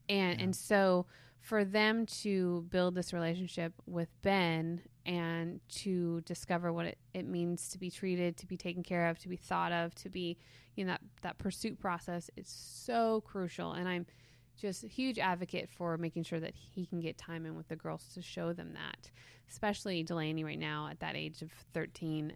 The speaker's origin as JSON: {"language": "English", "town": "Reading", "region": "South East England", "country": "United Kingdom", "tie": "born or raised there", "said": "we used to go to this bridge where I grew up in Reading"}